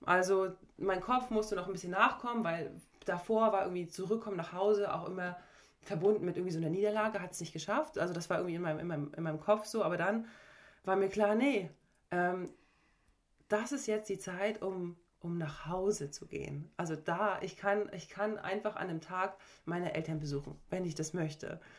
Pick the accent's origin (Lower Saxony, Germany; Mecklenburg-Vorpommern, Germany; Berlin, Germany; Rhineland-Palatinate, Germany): Mecklenburg-Vorpommern, Germany; Parchim; also born or lived in Schwerin / Leverkusen; ich komme aus einem kleinen Ort hier neben Schwerin, also Parchim, und bin dann aber früh aufs Sportsenat gegangen mit 12, 13 ähm, und habe da, da dann eigentlich in Schwerin gewohnt und ich würde auch immer sagen, okay, ich bin Schweriner